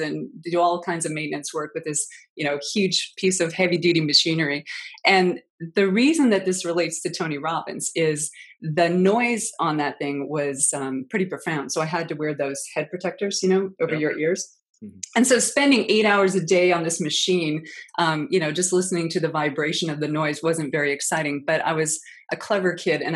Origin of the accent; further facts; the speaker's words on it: Lillooet, British Columbia, Canada; my hometown called Lillooet, British Columbia, which is a beautiful place.